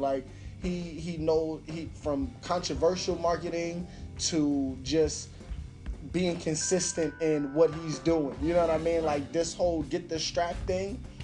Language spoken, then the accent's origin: English; New York City, New York, United States; I'm from Brooklyn